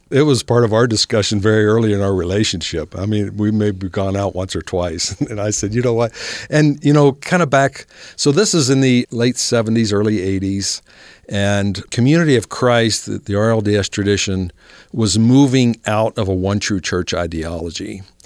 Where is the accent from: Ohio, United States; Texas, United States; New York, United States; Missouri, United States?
Ohio, United States; moved away as an adult; now in Salt Lake City, United States; Where I grew up in Ohio